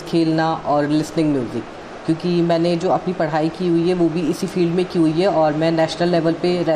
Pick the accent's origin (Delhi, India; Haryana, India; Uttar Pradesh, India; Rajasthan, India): Delhi, India; और मैं बेसिकली दिल्ली से बिलोंग करता हूँ